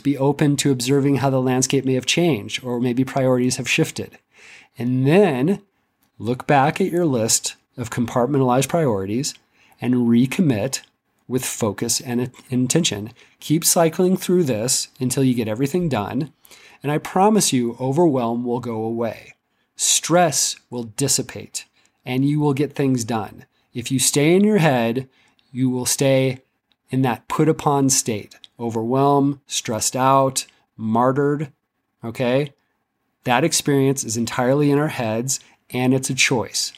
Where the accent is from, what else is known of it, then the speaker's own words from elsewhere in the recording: Seattle, Washington, United States; moved away as an adult; now in Central Mountains, Colorado, United States; I grew up in Seattle, and it rained every day for my entire life for twenty years